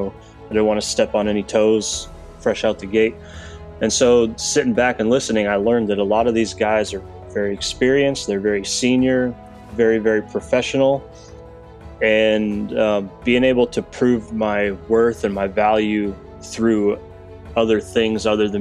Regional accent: Coeur d'Alene, Idaho, United States; moved away as an adult; I am from Coeur d'Alene, Idaho, a little place up in the Northwest. It's where I joined the Army from.

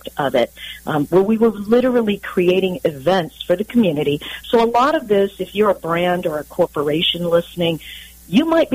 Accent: San Diego, California, United States; So I'm a local to San Diego. In fact, I am a native, if you can believe that, with all of the transplants that we have here. There aren't too many of us, but I grew up in the Claremont area in San

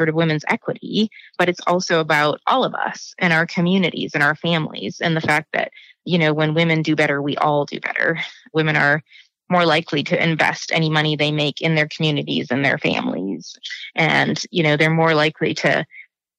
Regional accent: Billings, Montana, United States; I was born in Billings. I grew up on a farm about 35 miles east of Billings in the Huntley Project area near Pompey's Pillar

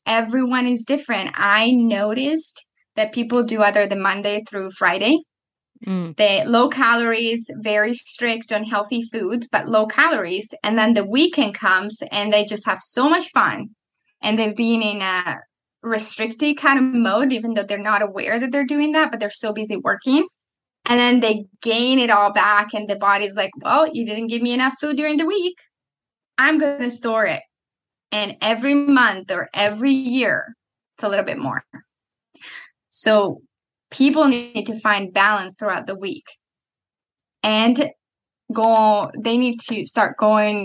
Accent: Italy; moved away; I'm coming from Italy

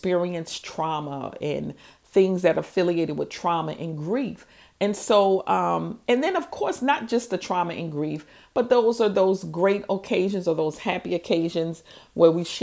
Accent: New Orleans, Louisiana, United States; also born or lived in Houston, Texas; I'm from New Orleans

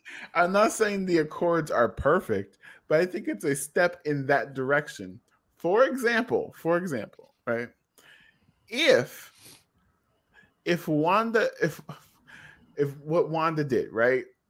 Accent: United States; we're Americans

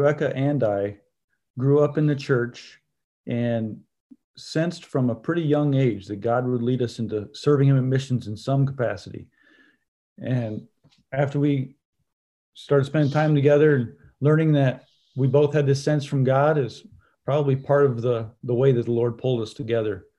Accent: Central Michigan, United States; We're from the Central Michigan area, my wife

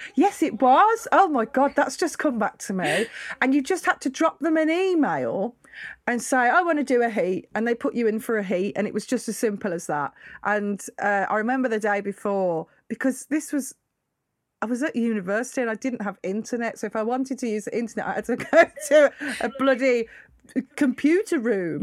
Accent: United Kingdom; I'm just British.

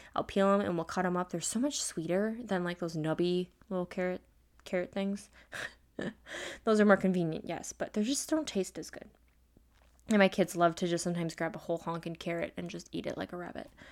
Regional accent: Midwest, United States; I'm an American, I'm a Midwest girl

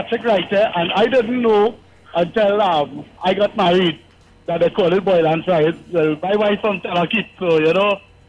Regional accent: California, Couva-Tabaquite-Talparo, Trinidad & Tobago; I grew up in Central. I grew up in California.

